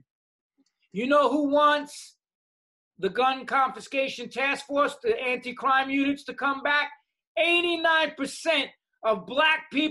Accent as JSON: {"language": "English", "town": "New York City", "region": "New York", "country": "United States", "said": "I'm a New Yorker"}